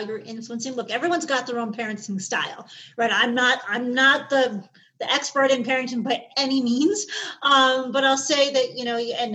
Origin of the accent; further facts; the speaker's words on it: Chicago, Illinois, United States; I grew up in Chicago, in the city, back in the 70s and 80s